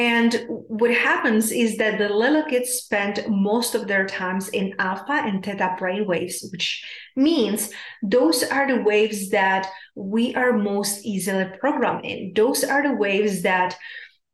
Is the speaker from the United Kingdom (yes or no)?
no; South Moravian Region, Czechia; I'm from Czech Republic, South Moravia